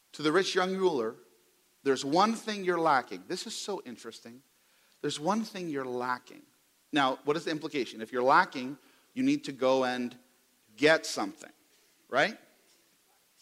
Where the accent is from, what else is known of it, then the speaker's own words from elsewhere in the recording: New York City, New York, United States; now in Oklahoma, United States; I'm from the New York City area.